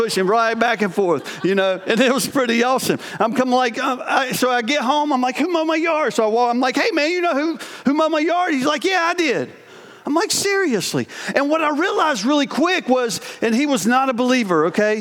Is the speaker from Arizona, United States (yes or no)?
no; North Carolina, United States; moved away as an adult; also born or lived in Painted Post, New York; I was from North Carolina